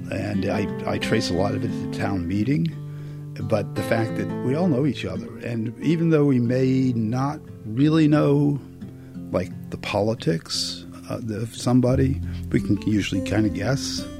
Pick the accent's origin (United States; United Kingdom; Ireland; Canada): United States; Vermont; I'm from Vermont